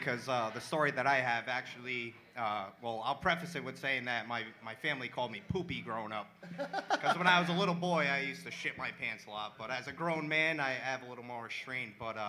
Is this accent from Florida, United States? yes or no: no; Providence, Rhode Island, United States; I am from Providence